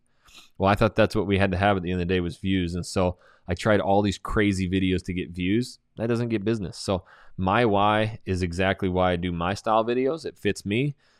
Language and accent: English; Coeur d'Alene, Idaho, United States; okay, I'm from Coeur d'Alene, Idaho, Hayden Lake, Idaho.